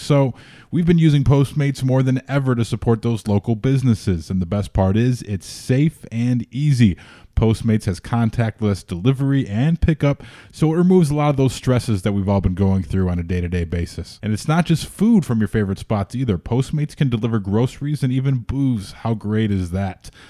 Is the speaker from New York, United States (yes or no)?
no; Chicago, Illinois, United States; being a Chicagoan